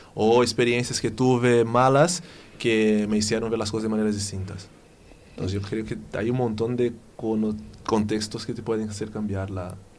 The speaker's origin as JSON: {"language": "Spanish", "country": "Brazil", "tie": "born or raised there", "also_born_or_lived": "Catalonia", "second_language": "Spanish", "moved": "as an adult", "lives_now": "Spain", "said": "soy de Brasil, eh, pero llevo aquí desde 2004, más o menos"}